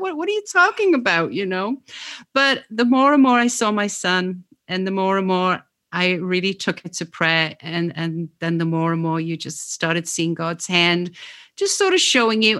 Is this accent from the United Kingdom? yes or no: yes; England, United Kingdom; moved away; also born or lived in Oxford, England; I'm actually from England